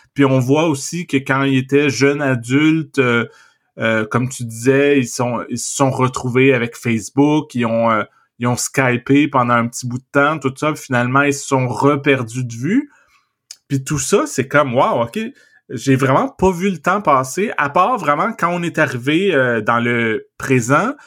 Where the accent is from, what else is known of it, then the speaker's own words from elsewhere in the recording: Trois-Rivières, South Shore of Montreal, Quebec, Canada; quand j'étais enfant, je vivais à Trois-Rivières, puis euh, mhm. ma famille, on a déménagé euh, dans, sur la rive sud de Montréal